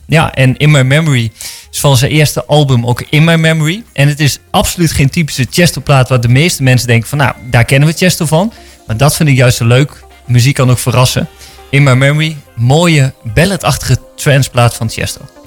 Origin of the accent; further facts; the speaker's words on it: Winterswijk, Gelderland, Netherlands; moved away as an adult; also born or lived in Randstad; in mijn tienerjaren in de Achterhoek in Winterswijk, waar ik vandaan kom